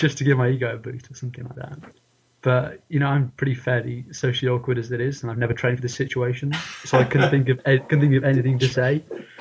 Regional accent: United Kingdom; being British

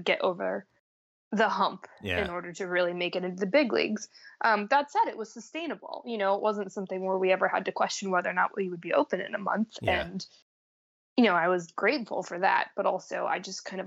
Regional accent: United States; moved away as an adult; now in Vancouver, Canada; I'm American, so I split my time in the States as well

